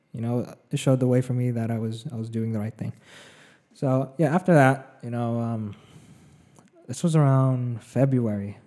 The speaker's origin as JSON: {"language": "English", "region": "a small town in the middle of California", "country": "United States", "tie": "born or raised there", "also_born_or_lived": "Philippines", "lives_now": "Los Angeles, United States", "said": "I grew up in, uh, for the most part, know, in a small town in, the middle of California. I was born in the Philippines first, though. You know, I spent five years there"}